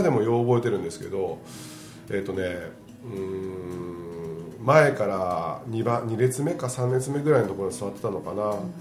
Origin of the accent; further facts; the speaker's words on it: Niigata, Japan; 僕らの地元で新潟の地元